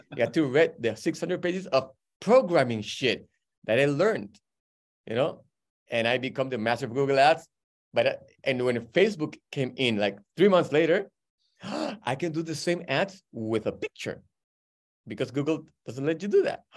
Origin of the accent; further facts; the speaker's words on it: Peru; moved away; I'm from Peru